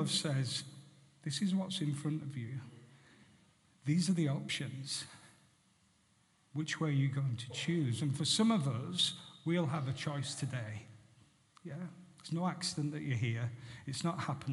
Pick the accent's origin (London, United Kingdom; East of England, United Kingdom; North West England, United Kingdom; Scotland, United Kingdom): North West England, United Kingdom; Barrow-in-Furness; I was brought up in Barrow Infirmary